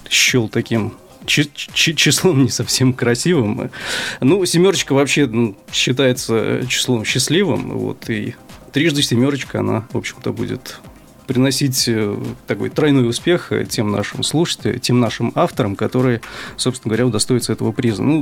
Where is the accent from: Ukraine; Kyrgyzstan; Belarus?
Ukraine; Sevastopol; значит, э, я сам из Севастополя, вот, э, работаю на podfm.ru в качестве редактора